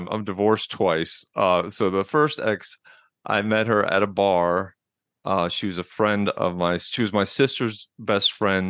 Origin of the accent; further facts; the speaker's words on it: Atlanta, Georgia, United States; also born or lived in New York; now in Asheville, United States; Well, originally from New York, but I spent most of my life in Atlanta from the age of seven on. I've just recently moved to Asheville, North Carolina in the mountains.